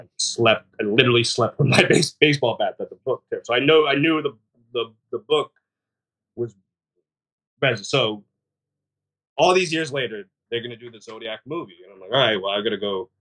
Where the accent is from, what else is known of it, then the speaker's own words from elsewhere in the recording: San Francisco, California, United States; born and raised in San Francisco